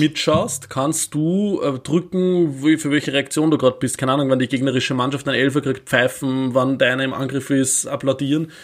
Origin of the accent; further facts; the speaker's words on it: Vöcklabruck, Upper Austria, Austria; mit zwölf Jahren den Fanclub des FC Vöcklerbrucks, meine Heimatstadt, gegründet.